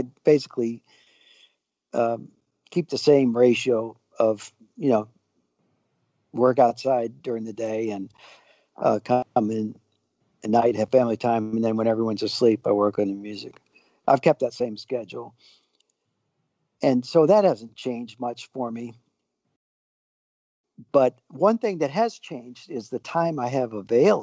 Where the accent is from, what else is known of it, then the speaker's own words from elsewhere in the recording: United States; Being an American